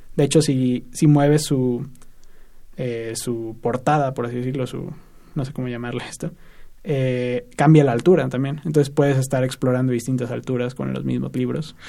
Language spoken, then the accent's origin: Spanish; State of Mexico, Mexico; Yo soy del Estado de México